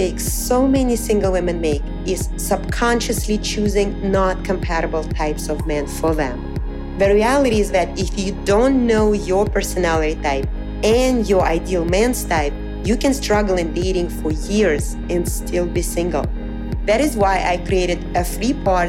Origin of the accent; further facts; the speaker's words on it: Moscow, Russia; moved away as an adult; also born or lived in Pennsylvania, United States; now in New York City, United States; I was born and raised in Moscow, Russia